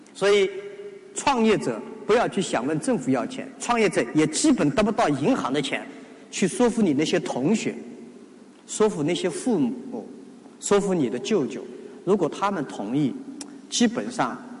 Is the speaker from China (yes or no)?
yes; China; 作为中国人 中国大陆人